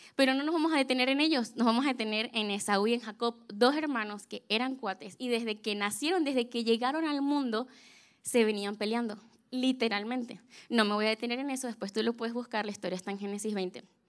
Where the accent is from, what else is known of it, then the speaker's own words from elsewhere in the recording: Venezuela; yo soy de Venezuela